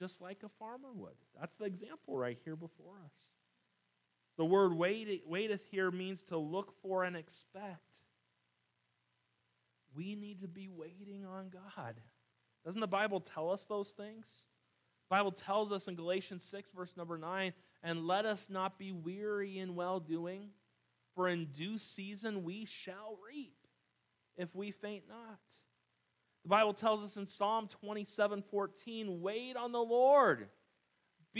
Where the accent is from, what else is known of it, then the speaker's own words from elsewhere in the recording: California, United States; I grew up here in California